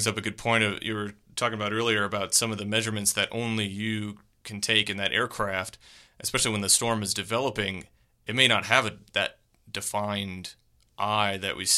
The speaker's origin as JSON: {"language": "English", "region": "Midwest", "country": "United States", "tie": "born or raised there", "moved": "as an adult", "lives_now": "Connecticut, United States", "said": "I grew up in the Midwest and moved to Connecticut after we got married in 2009"}